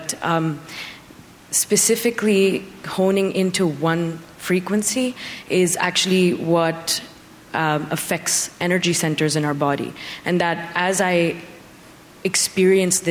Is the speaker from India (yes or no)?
yes; India; now in United States; even though I'm Indian, I never really meditated before 2014.